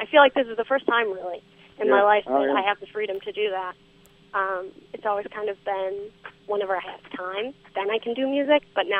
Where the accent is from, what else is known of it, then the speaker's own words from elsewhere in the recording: Wausau, Wisconsin, United States; Wausau, which is my hometown.